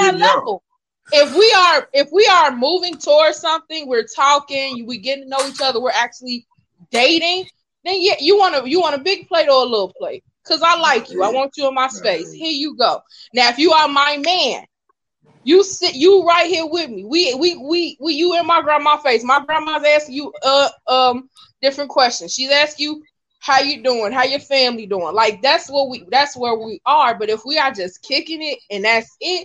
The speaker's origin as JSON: {"language": "English", "town": "Gary", "region": "Indiana", "country": "United States", "said": "I'm from Gary"}